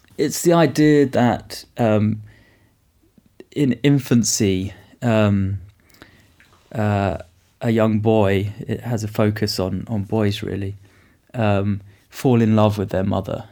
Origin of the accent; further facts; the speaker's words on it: United Kingdom; I come from the United Kingdom. I live in Oxford